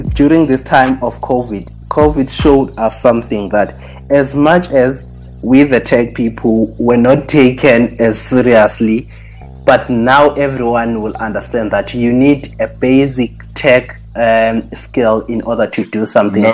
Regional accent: Soweto, Gauteng, South Africa; moved away as an adult; now in Rustenburg, South Africa; i moved from Soweto uh, because that's where I'm from actually. Then I moved from Soweto to to to oh, to Rustenburg.

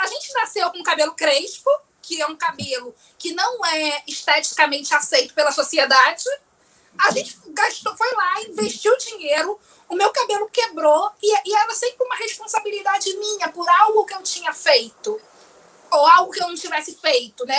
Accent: São Gonçalo, Rio de Janeiro, Brazil; Morava em São Gonçalo, saí de São Gonçalo para ir para a usina.

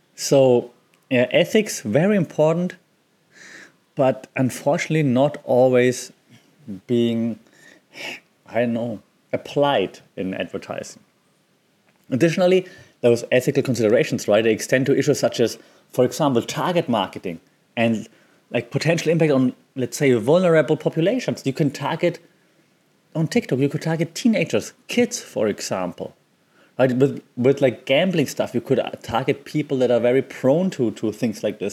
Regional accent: Germany; I'm from Germany

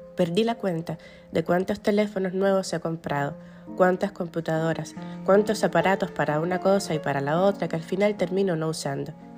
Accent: Cuba; moved away as an adult; now in United States; Recorro la ciudad en la que vivo, como otrora recorrí la que me vio nacer

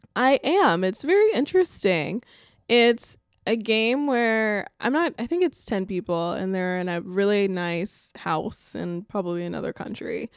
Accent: Alabama, United States; my home state of Alabama

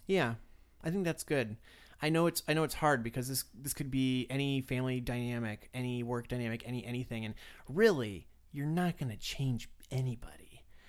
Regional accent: Florida, United States; moved away; I grew up in Florida

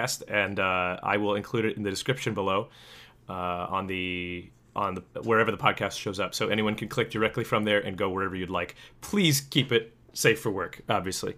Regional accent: United States; I'm an American

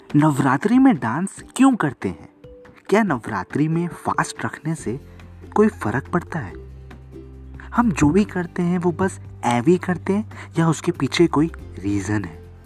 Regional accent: Bihar, India; हमारे गांव यानी बिहार में

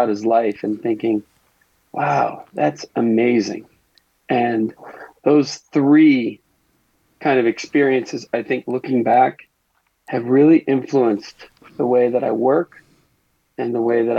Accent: Brookline, Massachusetts, United States; I grew up outside of Boston, Brookline, Massachusetts

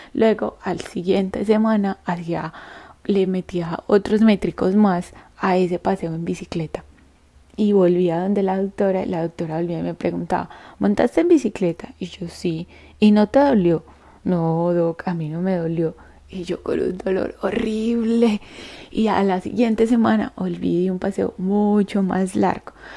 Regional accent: Andes, Antioquia, Colombia; now in Medellín, Colombia; yo nací en un pueblo en la cordillera de los Andes que se llama Andes y queda en el suroeste antioqueño en el departamento de Antioquia en Colombia

